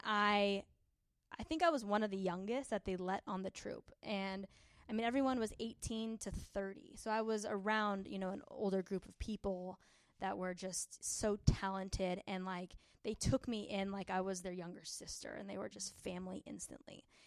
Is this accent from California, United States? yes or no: yes; San Diego, California, United States; we're from San Diego